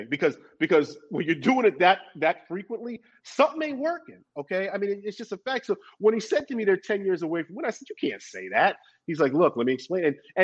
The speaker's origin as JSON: {"language": "English", "town": "New York City", "region": "New York", "country": "United States", "tie": "born or raised there", "also_born_or_lived": "Los Angeles", "moved": "as an adult", "said": "I grew up in Brooklyn before I moved to Los Angeles, where I went to college."}